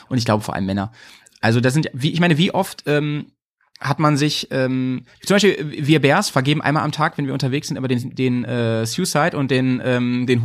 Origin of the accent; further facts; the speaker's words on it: Stuttgart, Baden-Württemberg, Germany; die zweite Mannschaft vom VfB Stuttgart und das witzigerweise meine Heimat.